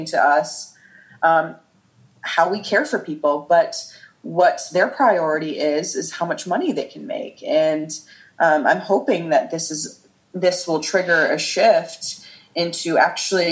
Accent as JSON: {"language": "English", "region": "Midwest", "country": "United States", "tie": "born or raised there", "said": "my parents are immigrants from Iran, and I grew up in the Midwest in a nice, peaceful suburb"}